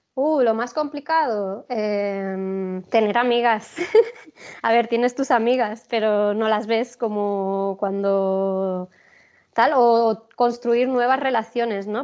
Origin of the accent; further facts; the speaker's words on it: Spain; siendo española me quedo en Sudamérica